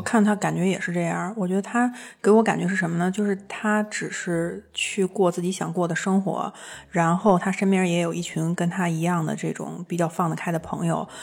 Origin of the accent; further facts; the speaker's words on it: China; 我是一个来自中国的作家